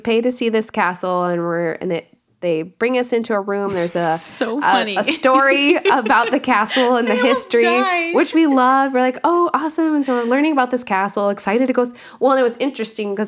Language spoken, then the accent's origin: English; Chicago, Illinois, United States; we're from Chicago